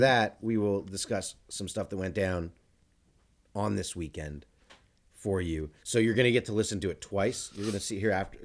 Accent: United States; as an American

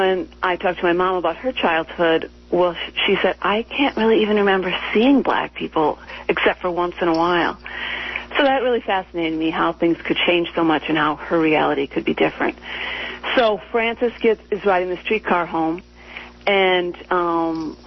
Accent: Minneapolis, Minnesota, United States; I grew up in Minneapolis

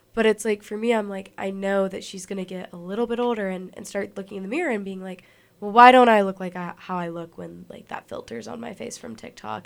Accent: Alabama, United States; being, like, a little artist in Alabama

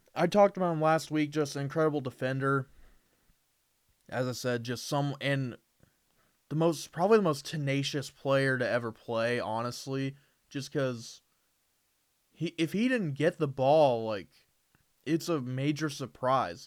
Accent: Indiana, United States; I'm from Indiana

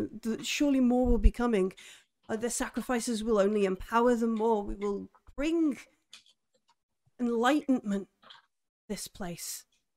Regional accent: United Kingdom; I'm British.

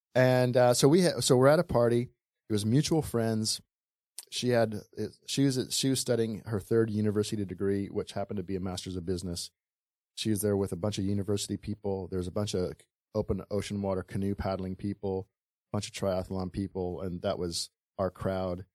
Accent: Honolulu, Hawaii, United States; also born or lived in Bay Area, California / Kailua, Hawaii; growing up in Waikiki, we ha, we lived on a boat

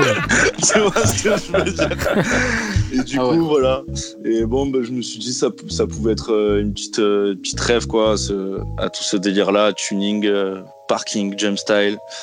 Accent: Marseille, Provence-Alpes-Côte d'Azur, France; now in Toulouse, France; je suis marseillais hein, à la base. Je suis de Marseille, mais je vis à Toulouse maintenant

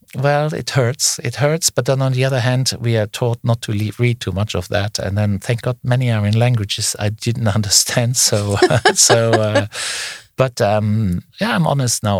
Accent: Luxembourg; I come from Luxembourg, a very small country

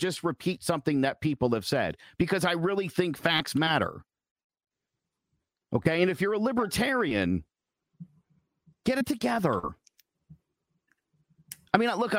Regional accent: United States; As an American

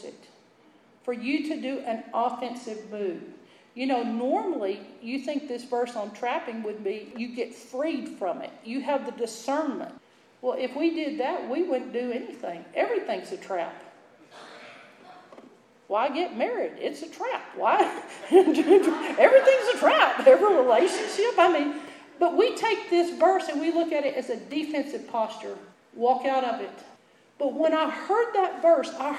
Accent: Texas, United States; I was from Texas

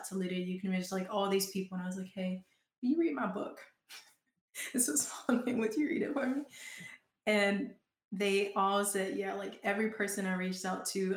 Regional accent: Georgia, United States; accent: Southern; now in Portland, United States; I'm such a Southern girl. I don't know if y'all can hear my accent come out every now and then

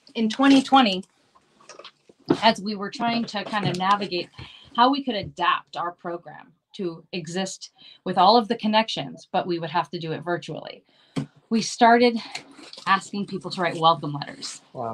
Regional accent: Maryland, United States; now in Los Angeles, United States; that's actually where I'm from. I'm from Maryland

